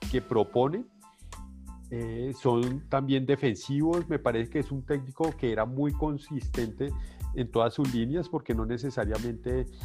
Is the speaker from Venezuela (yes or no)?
no; Argentina; Sabemos, como argentino sabemos que tiene